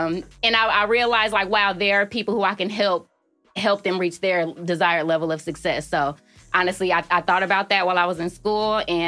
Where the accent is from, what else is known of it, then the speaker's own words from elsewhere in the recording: Oakland, California, United States; moved away as an adult; also born or lived in Colorado / Chicago; I was born in Colorado, but I was raised in Oakland.